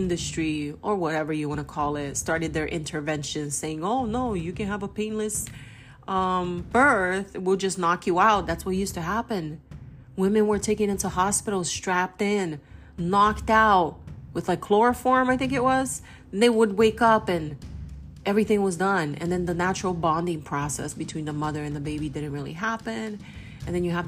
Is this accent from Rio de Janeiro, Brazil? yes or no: no; Belém, Pará, Brazil; moved away; also born or lived in United States; I am Brazilian American. I grew up part of my life in Brazil, and I'm from Belém do Pará, which is right next to the Amazon.